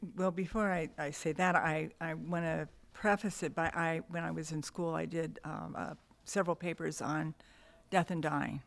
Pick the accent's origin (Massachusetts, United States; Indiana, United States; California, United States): California, United States; Downey; also born or lived in Montebello, California; born in Montebello. I grew up in Downey